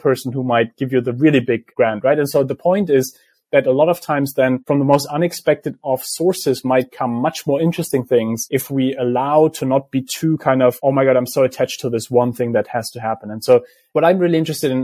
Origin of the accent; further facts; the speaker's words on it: Germany; I grew up in Germany